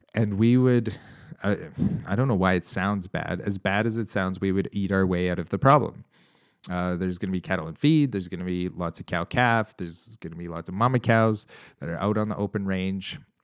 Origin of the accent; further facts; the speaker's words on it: Canada; as a Canadian, um, cattle producer